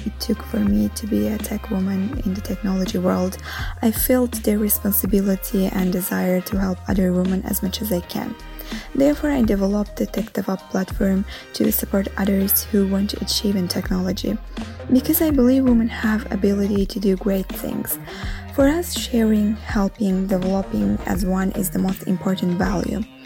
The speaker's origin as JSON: {"language": "English", "country": "Azerbaijan", "moved": "yes", "lives_now": "Rome, Italy"}